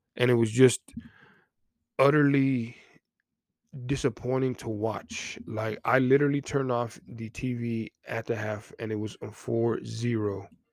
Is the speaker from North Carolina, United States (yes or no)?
no; Texas, United States; I'm from Texas